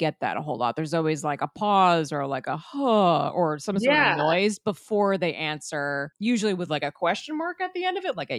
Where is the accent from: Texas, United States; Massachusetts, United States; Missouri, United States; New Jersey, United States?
New Jersey, United States; I'm from North Jersey